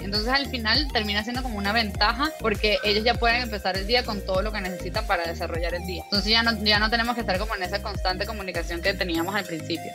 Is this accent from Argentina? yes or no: no; Venezuela; moved away; also born or lived in Cancún, Mexico / Mexico City, Mexico; yo soy de Venezuela, pero emigré hace mucho tiempo